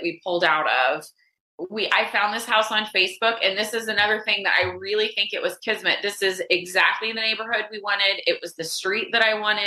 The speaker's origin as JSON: {"language": "English", "town": "Dallas", "region": "Texas", "country": "United States", "also_born_or_lived": "Austin, Texas", "moved": "as an adult", "lives_now": "Dallas, United States", "said": "I'm from Dallas originally. I've been in Austin for 18 years"}